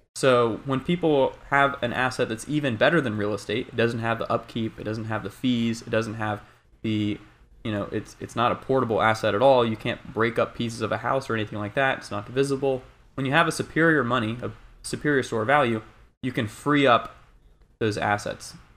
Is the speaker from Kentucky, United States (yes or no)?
no; North Carolina, United States; now in Bay Area, United States; I'm initially from North Carolina